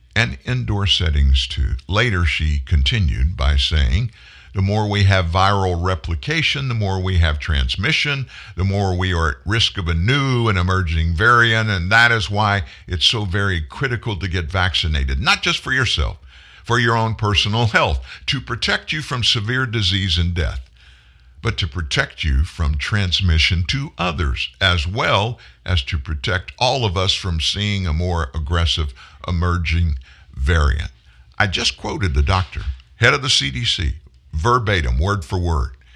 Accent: the South, United States; I'm from the South

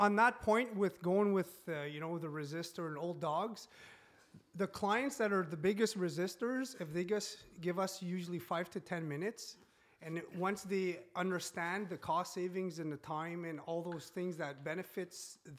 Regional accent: Timmins, Ontario, Canada; I'm French from Timmins, Ontario, I can't speak French, can't speak English.

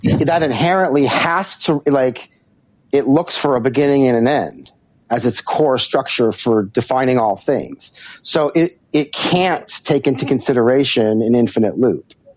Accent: Santa Barbara, California, United States; I grew up in Santa Barbara, which is a beautiful, beautiful, beautiful place.

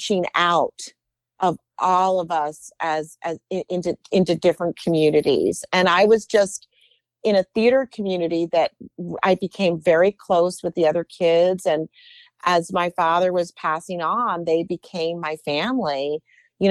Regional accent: New York City, New York, United States; I grew up in New York and my family loved going to the theater

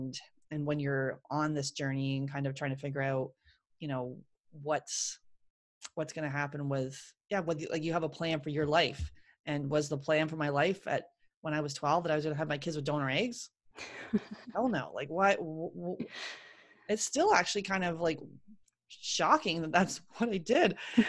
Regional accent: Ohio, United States; I'm just telling people I'm adopted and I'm from Ohio.

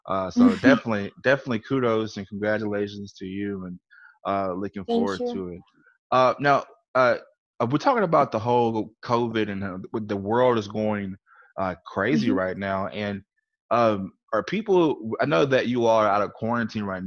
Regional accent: Louisiana, United States; I'm from Louisiana, so my English is not that well too

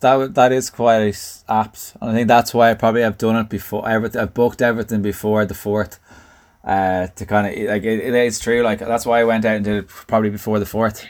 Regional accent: Dublin, Leinster, Ireland; accent: Southside Dublin; my Southside accent

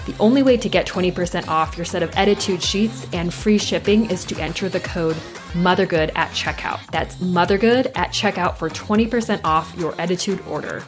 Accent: Southern California, United States; growing up in Southern California

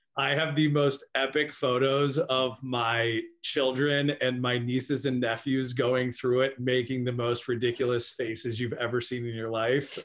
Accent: Annapolis, Maryland, United States; I'm from Annapolis, Maryland.

